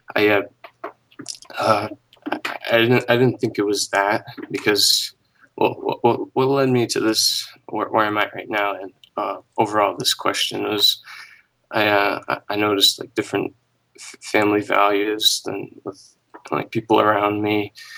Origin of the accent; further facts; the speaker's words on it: United States; I was born here in the U S